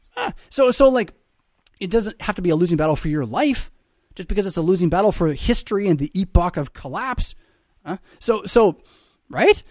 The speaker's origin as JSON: {"language": "English", "country": "United States", "said": "I am as an American"}